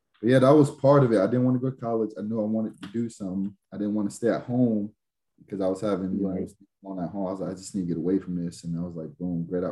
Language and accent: English; Jersey City, New Jersey, United States; also born or lived in Brooklyn, New York; now in Seattle, United States; I was raised in Jersey, Jersey City